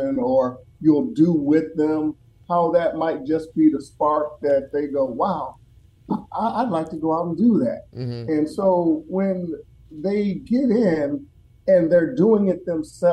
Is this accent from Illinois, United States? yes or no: no; Minneapolis, Minnesota, United States; when I was growing up in Minneapolis